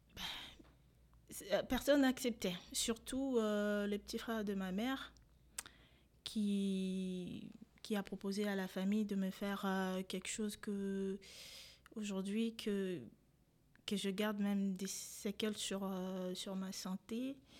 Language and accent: French; DR Congo; born or raised there; moved away as an adult; also born or lived in Rwanda; now in France